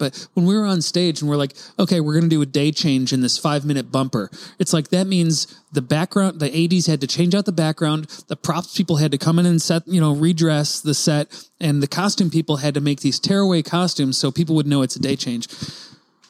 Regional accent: Rochester, New York, United States; I'm from Rochester, New York

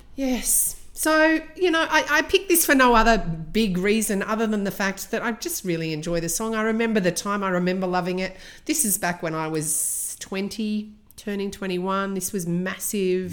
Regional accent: Australia; I grew up in Australia

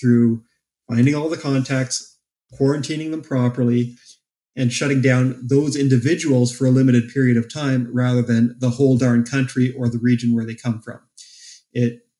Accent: Canada; As a Canadian

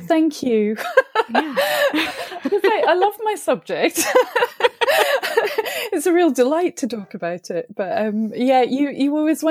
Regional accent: France; And I grew up in France and I don't fully understand the history of Scotland or my ancestry.

